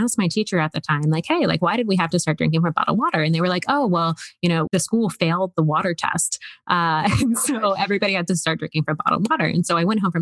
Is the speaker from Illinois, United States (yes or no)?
no; Woodbine, Maryland, United States; moved away; also born or lived in New York; I'm from Woodbine, Maryland.